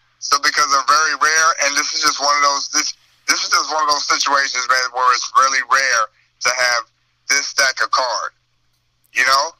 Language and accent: English; East St. Louis, Illinois, United States; I'm from across the bridge. I'm from East St. Louis